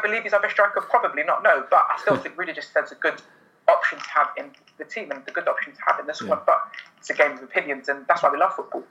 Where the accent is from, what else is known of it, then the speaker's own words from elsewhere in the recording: London, United Kingdom; I was born in London, uh, grew up in Wembley